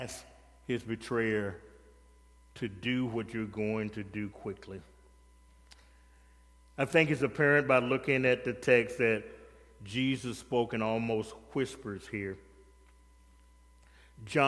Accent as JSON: {"language": "English", "region": "the South", "country": "United States", "said": "I'm from the South"}